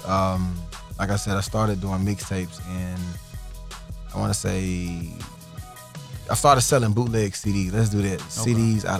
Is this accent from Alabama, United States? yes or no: yes; Fairfield, Alabama, United States; also born or lived in Montgomery, Alabama / Ohio; I was born there, and I lived there for about a year from what my folks told me. Then I moved to Ohio. And I don't remember that much either from there. And then from Ohio down to back to Birmingham.